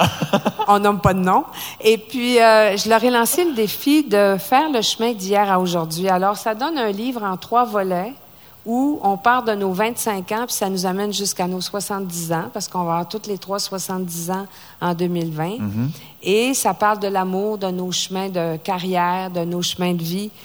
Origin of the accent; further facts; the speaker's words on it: Saguenay, Quebec, Canada; moved away; Au Saguenay, ma région natale, où je viens de me racheter un chalet